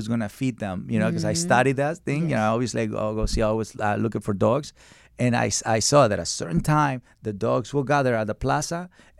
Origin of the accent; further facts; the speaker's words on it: Mexico; So I come from Mexico, and dogs in Mexico are skinny, but they don't have psychological problems.